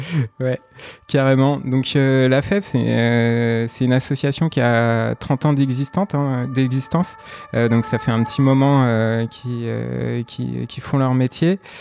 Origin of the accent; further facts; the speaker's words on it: Nantes, Pays de la Loire, France; je suis originaire de Nantes